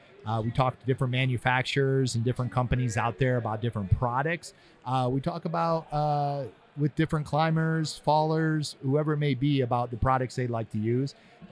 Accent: Ohio, United States; now in California, United States; I'm not from California, but I live out there. {S1} Yeah. {S0} I'm from Ohio.

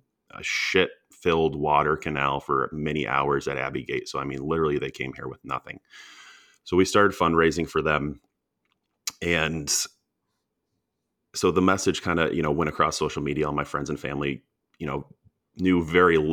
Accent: Ann Arbor, Michigan, United States; I grew up in Ann Arbor, Michigan

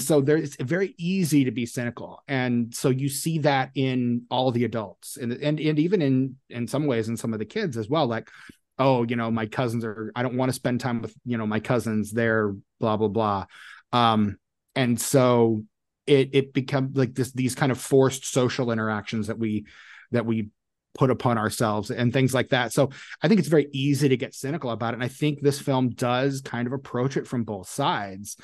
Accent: Indianapolis, Indiana, United States; I grew up in Indianapolis

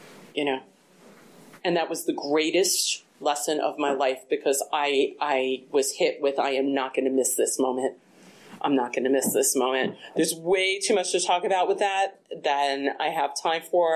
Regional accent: East Coast, United States; moved away; I'm from the East Coast

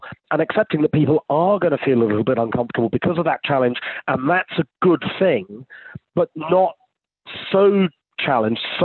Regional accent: United Kingdom; being British

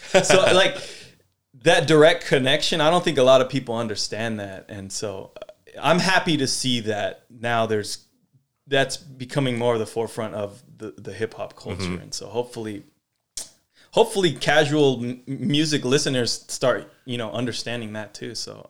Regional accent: Sacramento, California, United States; like I grew up in Sacramento, you know, I know, you know, somewhat history mm-hmm. of everything, but I know it from the point of view in Sacramento.

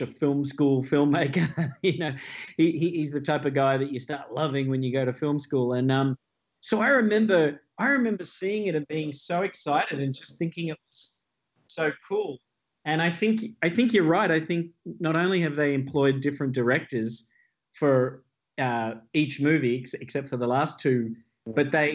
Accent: Australia; as an Australian

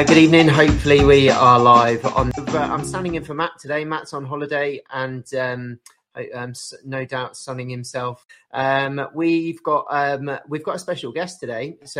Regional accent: Birmingham, West Midlands, United Kingdom; accent: Brummy; my Brummy accent may have to come out every now and again because it's being held in Birmingham.

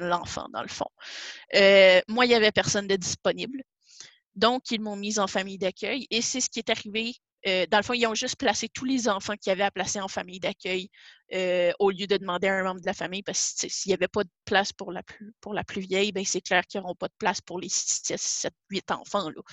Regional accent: Saint-Jérôme, Quebec, Canada; now in Gatineau, Canada; Je, euh, viens de Saint-Jérôme, euh, mais présentement, j'habite à, Gatineau depuis, ça, va, ça a fait huit ans le 29 février

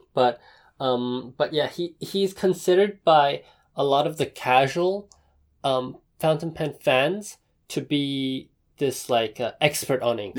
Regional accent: Taipei, Taiwan; I was born in Taipei

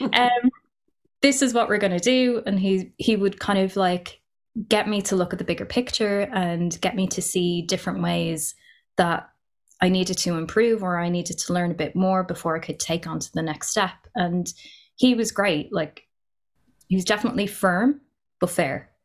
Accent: Ireland; I'm half Pakistani, half Irish. Growing up in Ireland, being mixed race

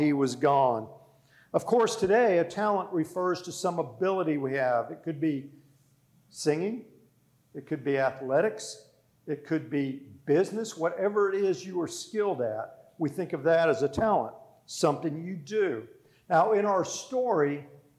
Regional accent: South Florida, United States; moved away; I grew up in South Florida, surrounded by Spanish culture

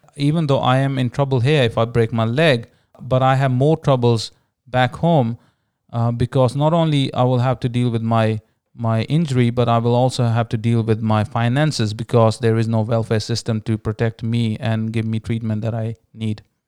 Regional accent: India; growing up in India, uh, being born to a Hindu family

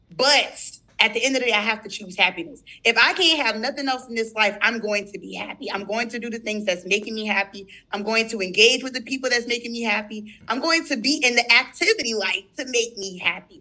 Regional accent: St. Stephen, South Carolina, United States; I'm from St. Stephen, South Carolina

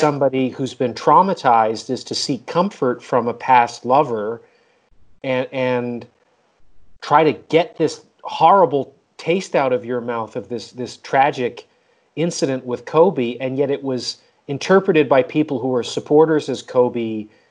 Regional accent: Canada; moved away; I'm from Canada originally

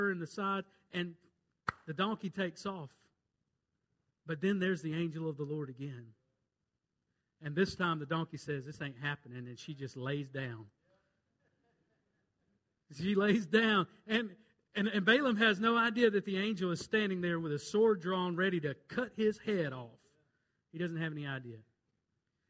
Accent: Rankin County, Mississippi, United States; I'm just nobody from Rankin County, Mississippi. Country hick

